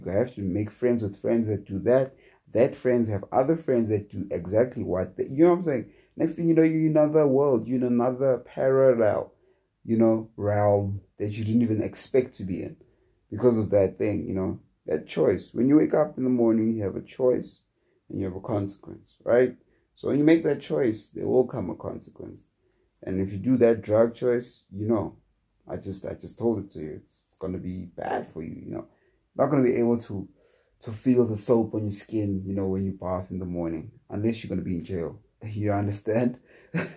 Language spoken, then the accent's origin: English; South Africa; as a South African